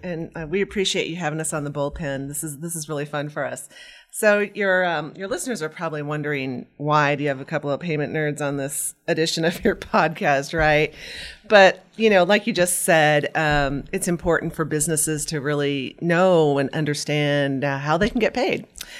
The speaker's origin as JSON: {"language": "English", "town": "Meade", "region": "Nebraska", "country": "United States", "tie": "born or raised there", "said": "and I grew up in Meade, Nebraska on a farm."}